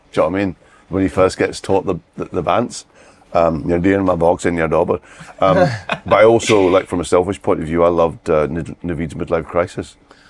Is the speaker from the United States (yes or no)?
no; Bishopbriggs, Scotland, United Kingdom; I grew up in Bishop Briggs.